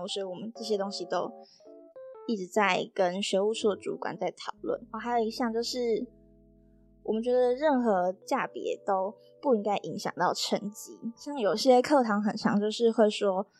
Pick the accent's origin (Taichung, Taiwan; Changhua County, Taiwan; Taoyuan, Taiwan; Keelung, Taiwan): Taichung, Taiwan; moved away as an adult; now in Taipei, Taiwan; 我是台中的北屯区，北屯区就是 在，在靠近山区，其实有点山，然后我是住在大坑跟新社的交界，就是简单来说，我就是山里长大的孩子，然后在山里待了十八年之后，然后长大又，又住在山里